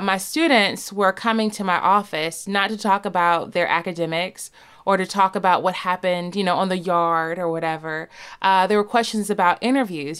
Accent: the South, United States; I'm from the South

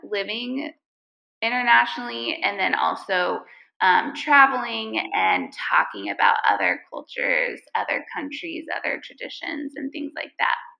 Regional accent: United States; now in Lebanon; we're American

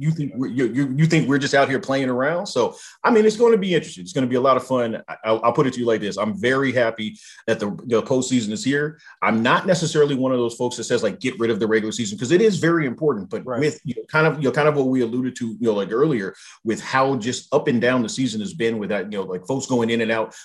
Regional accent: Southern California, United States; I grew up in Southern California.

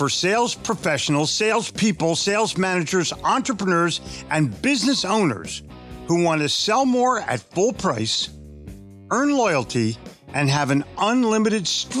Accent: Philadelphia, Pennsylvania, United States; also born or lived in New York City; now in Charlotte, United States; I grew up in Philadelphia, sold in New York City, but was smart enough to move to Charlotte, North Carolina.

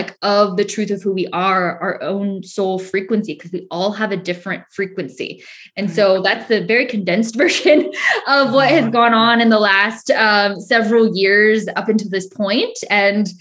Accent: Northern California, United States; moved away as an adult; now in Southern California, United States; I was originally from Northern California, moved to Southern California

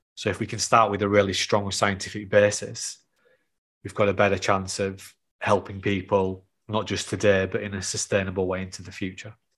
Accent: the north of England, United Kingdom; accent: North of England; my North of England accent

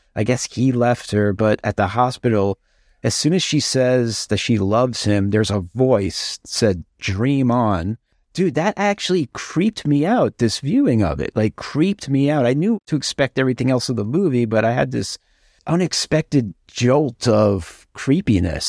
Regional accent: New York, United States; I'm from New York.

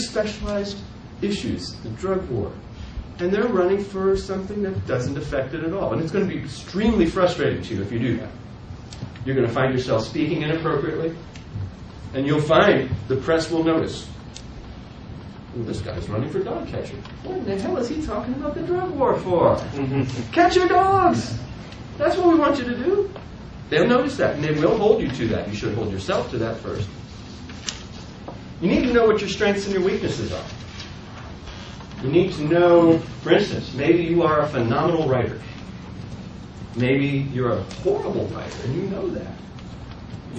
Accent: Ohio, United States; moved away as an adult; now in Indiana, United States; I grew up there, I lived in Ohio until I was 34 years old

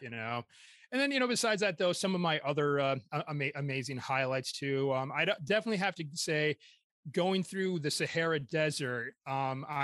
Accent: Michigan, United States; also born or lived in York, England; I'm from Michigan

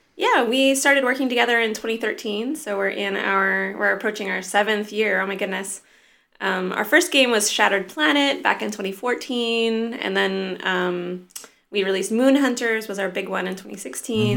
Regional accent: near Joshua Tree National Park, Southern California, United States; also born or lived in Los Angeles / Norway; I was born in L A, and grew up in a tiny little town near Joshua Tree National Park

